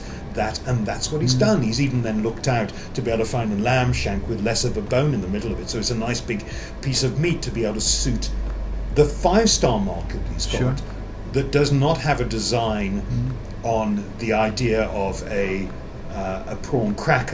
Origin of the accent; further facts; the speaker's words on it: England, United Kingdom; I'm an Englishman